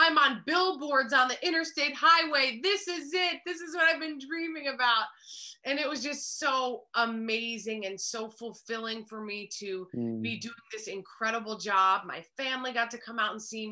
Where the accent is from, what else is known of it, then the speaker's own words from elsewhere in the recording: New Jersey, United States; Yes, I was born in New Jersey. So I'm back here in New Jersey where I grew up